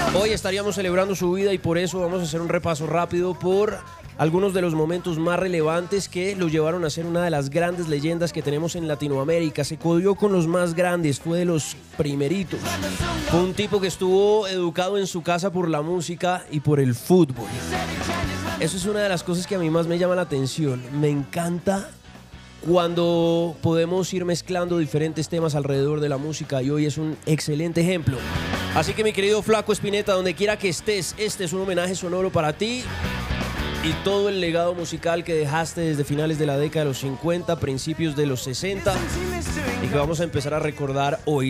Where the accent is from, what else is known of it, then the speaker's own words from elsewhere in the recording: Colombia; soy colombiano